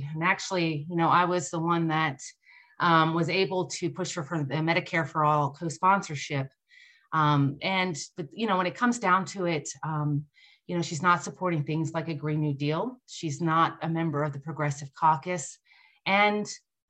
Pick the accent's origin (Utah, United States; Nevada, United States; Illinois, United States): Nevada, United States; here in my home state of Nevada